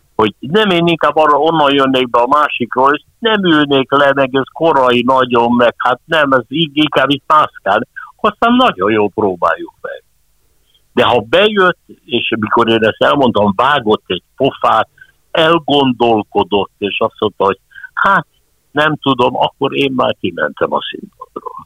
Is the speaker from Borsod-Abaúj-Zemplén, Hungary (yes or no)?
no; Budapest, Hungary; Bakástéri klinikán születtem